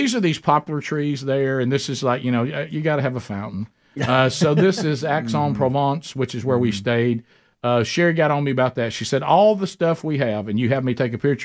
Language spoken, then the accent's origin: English; Alabama, United States